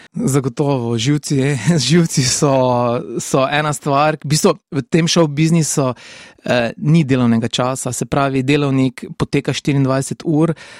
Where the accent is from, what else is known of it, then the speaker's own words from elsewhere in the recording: Šentilj, Drava, Slovenia; also born or lived in Maribor; odraščal sem v Šentilju, tam sem tudi obiskoval osnovno šolo